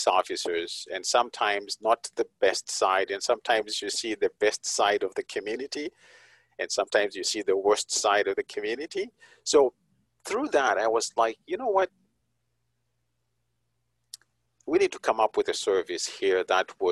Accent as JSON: {"language": "English", "country": "Zimbabwe", "moved": "yes", "said": "I'm originally from Zimbabwe"}